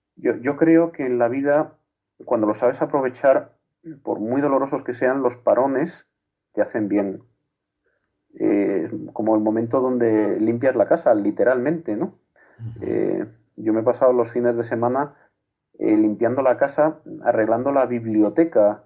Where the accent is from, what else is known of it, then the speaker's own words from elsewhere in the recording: Torredonjimeno, Andalusia, Spain; mi pueblo, Torredón Jimeno Jaén